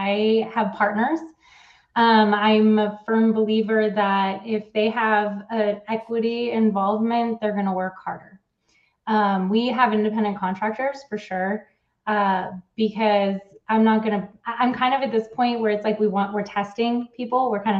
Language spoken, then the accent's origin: English; Switzerland; I came from Switzerland. We had a totally different mentality and thought process.